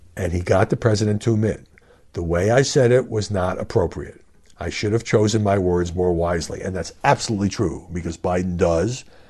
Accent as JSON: {"language": "English", "country": "United States", "said": "as an American citizen"}